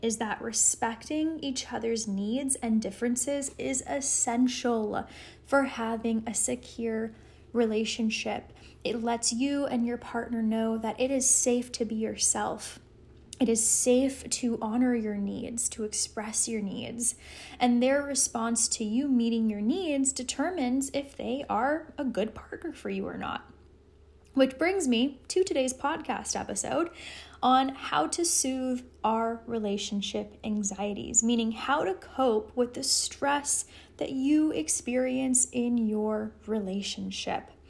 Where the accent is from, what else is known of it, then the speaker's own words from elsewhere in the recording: Los Angeles, California, United States; now in Colorado, United States; I'm originally from Los Angeles